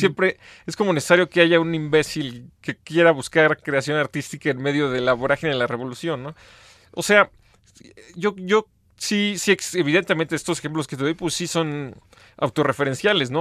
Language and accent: Spanish; Mexico; tenemos como mexicanos